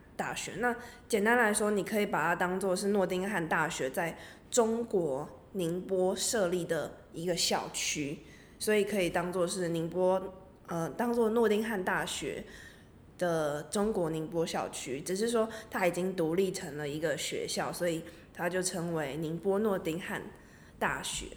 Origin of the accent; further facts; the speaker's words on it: Taiwan; 我本身是台湾人，所以我过去之后等于是有三个文化的交流或是三个文化的冲击碰撞等等，包，就是我原生的台湾的文化